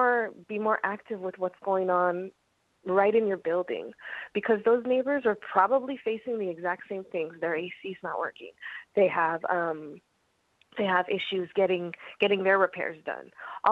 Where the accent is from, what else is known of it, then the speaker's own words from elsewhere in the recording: San Juan Capistrano, California, United States; now in Oregon, United States; I'm from the Ahashimam Nation in San Juan Capistrano. That's California. But I've been moving and displaced all my life.